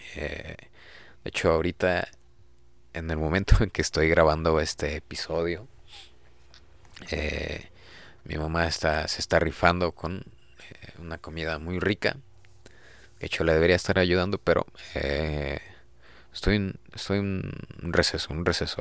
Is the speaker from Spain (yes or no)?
no; Mexico; dentro de nuestra cultura como mexicanos